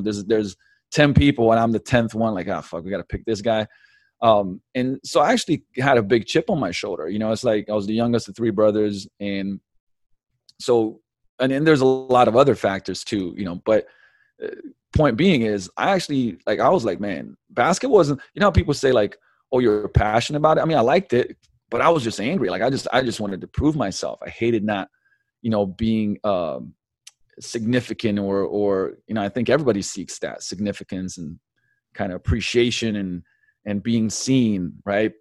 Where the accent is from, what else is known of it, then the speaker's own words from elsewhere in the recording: Slovenia; moved away; also born or lived in London; I was born in Yugoslavia in eighty-one, so, man, that's, you know, socialism, communism days, uh, moved to, eh, eh, moved to London when I was seven, we came back to, you know, Slovenia